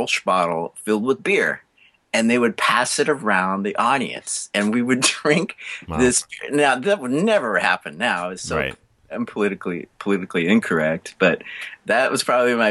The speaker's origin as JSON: {"language": "English", "town": "Redlands", "region": "California", "country": "United States", "tie": "born or raised there", "moved": "yes", "lives_now": "Huntington Beach, United States", "said": "I grew up in Redlands, California, which is 60 miles east of Los Angeles"}